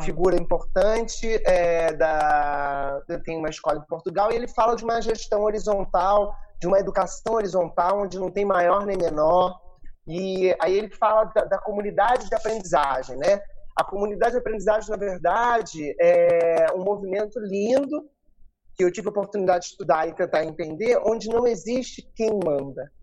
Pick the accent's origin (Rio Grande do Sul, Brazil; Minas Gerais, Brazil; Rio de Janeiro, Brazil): Rio de Janeiro, Brazil; moved away as an adult; also born or lived in Lumiar; now in Nova Friburgo, Brazil; Eu sou do Rio de Janeiro e estou aqui em Friburgo, na verdade, há cinco anos.